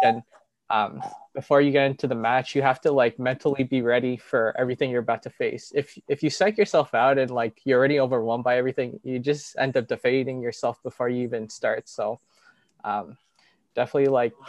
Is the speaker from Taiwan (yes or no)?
no; Toronto, Ontario, Canada; I'm Filipino, born and raised in Toronto